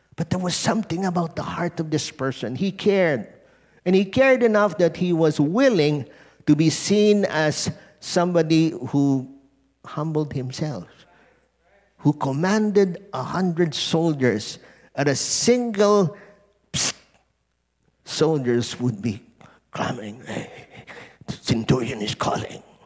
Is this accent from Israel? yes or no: no; Philippines; being Filipino